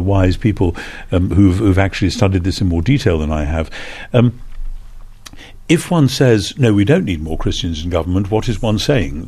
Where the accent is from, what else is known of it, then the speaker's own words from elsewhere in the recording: United Kingdom; as a Brit